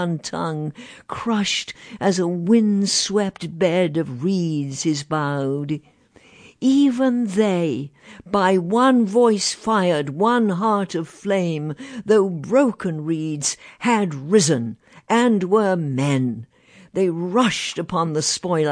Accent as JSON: {"language": "English", "region": "England", "country": "United Kingdom", "tie": "born or raised there", "moved": "yes", "said": "my hometown in England is now one of the meltingest pot towns you could find."}